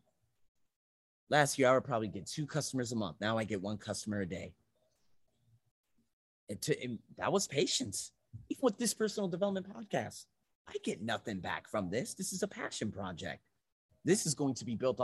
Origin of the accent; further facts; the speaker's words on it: United States; I'm American.